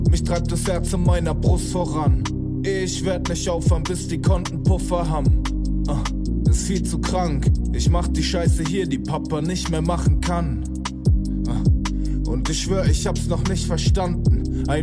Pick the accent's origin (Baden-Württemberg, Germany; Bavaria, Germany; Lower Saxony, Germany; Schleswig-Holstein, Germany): Baden-Württemberg, Germany; Heidelberg; wir kommen ja beide aus Heidelberg, Sherwin und ich